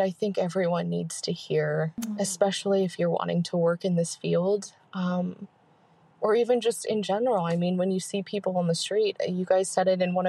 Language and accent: English; San Diego, California, United States; Hi, Kate and Mandy. I'm an OVP from San Diego